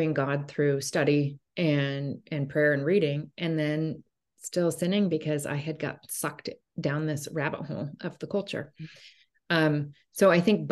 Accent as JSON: {"language": "English", "town": "Portland", "region": "Oregon", "country": "United States", "tie": "born or raised there", "also_born_or_lived": "Bay Area, California", "said": "I'm a Portland native. I was born and raised here, grew up here"}